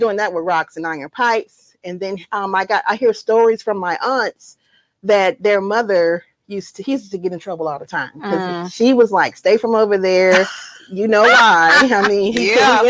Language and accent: English; Eatonton, Georgia, United States; I'm from Edenton, Georgia, Putnam County, dairy capital of the world